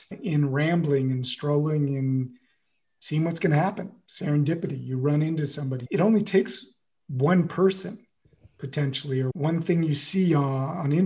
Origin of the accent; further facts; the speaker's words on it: United States; moved away as an adult; now in France; I'm the one American, I'm the American